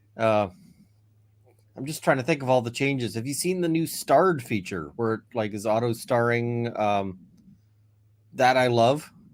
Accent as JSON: {"language": "English", "country": "Canada", "said": "as a Canadian"}